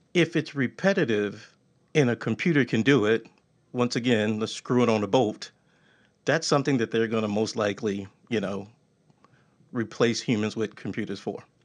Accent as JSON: {"language": "English", "region": "Texas", "country": "United States", "said": "I'm from Texas."}